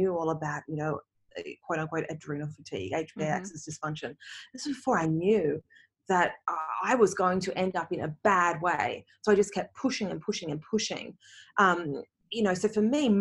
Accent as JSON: {"language": "English", "country": "Australia", "also_born_or_lived": "Canada", "moved": "as an adult", "said": "I moved from Australia to Canada. Now I'm back in Australia again."}